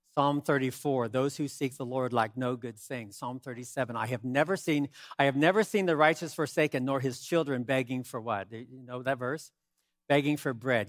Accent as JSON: {"language": "English", "country": "United States", "said": "I'm an American"}